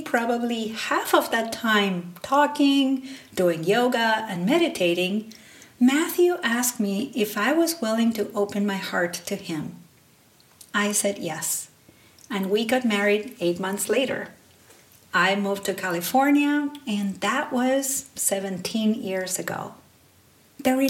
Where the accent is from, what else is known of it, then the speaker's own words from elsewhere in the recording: Salta, Argentina; first language Spanish; English is a second language; moved away as an adult; now in United States; I grew up in the north of Argentina in a small city called Salta.